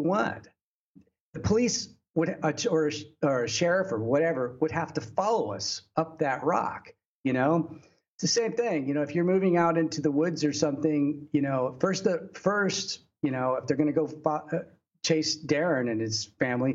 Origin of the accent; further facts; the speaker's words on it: Texas, United States; moved away as an adult; now in China; in Texas, you know, which is my home state